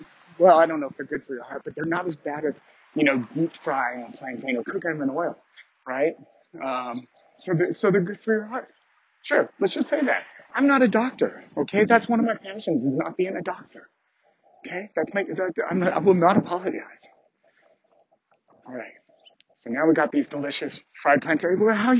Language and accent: English; Canada; I've heard of America Online, even though I'm Canadian.